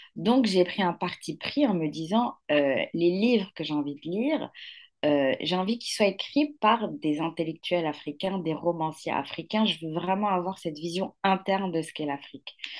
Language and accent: French; Morocco; also born or lived in Mali; now in Paris, France; je suis née au Maroc et j'ai grandi au Maroc